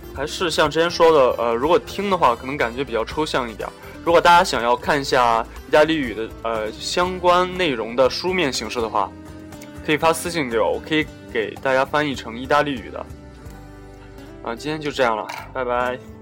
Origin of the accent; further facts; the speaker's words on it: China; 我们中国人跟外国人有很多生活习惯上或者日常行为方面的差异